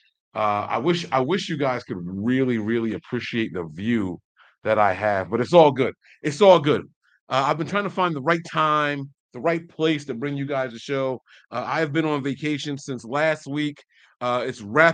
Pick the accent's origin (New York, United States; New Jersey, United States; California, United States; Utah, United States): New Jersey, United States; I'm from Jersey.